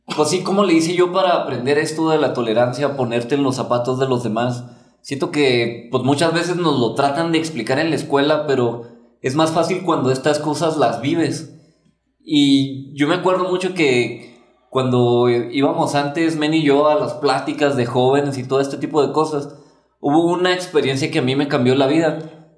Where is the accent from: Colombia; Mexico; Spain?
Mexico; en nuestra cultura de México